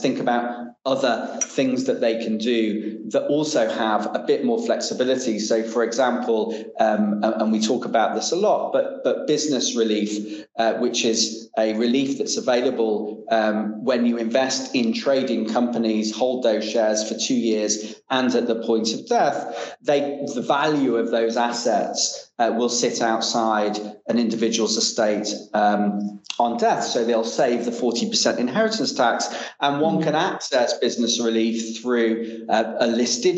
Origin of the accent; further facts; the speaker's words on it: Manchester, North West England, United Kingdom; moved away; I came from Manchester, as I mentioned. I was pretty much grew up in a working class environment. I was very fortunate to go to a fantastic school called Manchester Grammar